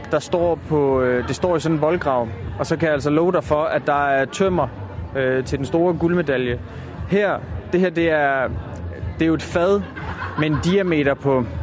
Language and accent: Danish; West Funen, Southern Denmark, Denmark; jeg er jo fra Vestfyn.